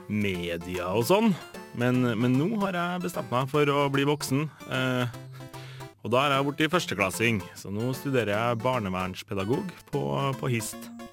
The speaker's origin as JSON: {"language": "Norwegian", "town": "Inderøy", "region": "Trøndelag", "country": "Norway", "accent": "Nord-Trøndelag", "said": "Som dere sikkert hører, så kommer jeg fra Nord-Trøndelag, nærmere bestemt eh, Inderøya"}